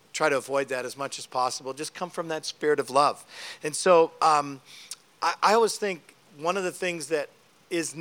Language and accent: English; Canada; I'm a Canadian